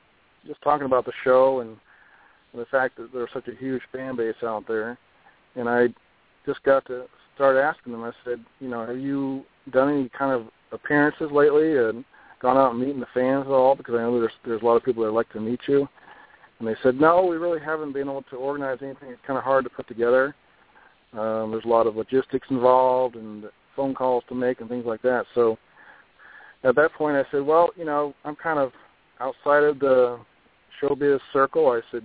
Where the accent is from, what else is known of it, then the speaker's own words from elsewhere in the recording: California, United States; when I was a kid, I grew up in California